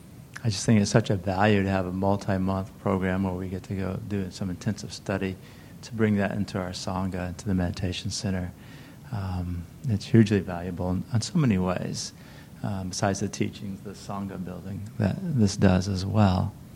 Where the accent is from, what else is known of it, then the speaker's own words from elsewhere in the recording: Santa Cruz, California, United States; from Santa Cruz.